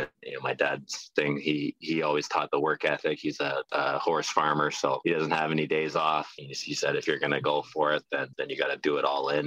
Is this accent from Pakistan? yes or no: no; just outside of Toronto, Ontario, Canada; moved away as an adult; also born or lived in Dartmouth; now in Cleveland, United States; I'm a Canadian. I'm from just outside of Toronto, Ontario. Grew up playing hockey when I was two and three years old